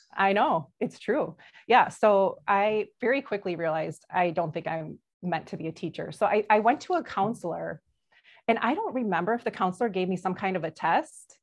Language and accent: English; Brookfield, United States; I grew up in Brookfield